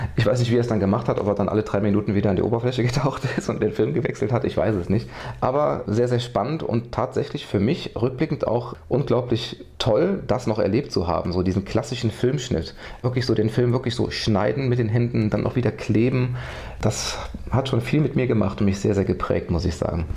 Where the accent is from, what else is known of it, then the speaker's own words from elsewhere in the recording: Westerwald, Rhineland-Palatinate, Germany; also born or lived in Neuwied; Eigentlich bin ich auf dem Land groß geworden, komme eigentlich aus dem tiefsten Westerwald